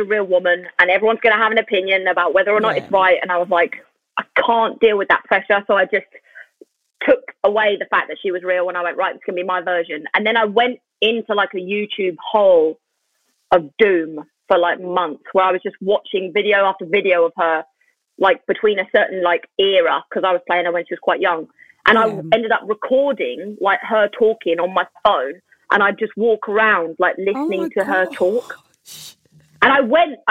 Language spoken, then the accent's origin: English; London, United Kingdom; I'm from Lewisham.